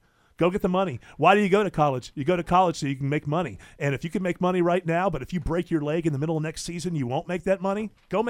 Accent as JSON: {"language": "English", "area": "near Syracuse", "region": "New York", "country": "United States", "tie": "born or raised there", "moved": "yes", "said": "Syracuse is the team that was close to me growing up."}